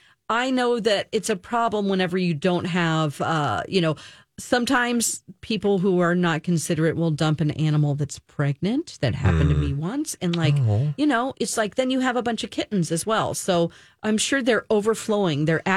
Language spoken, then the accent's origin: English; Springfield, Missouri, United States; born or raised there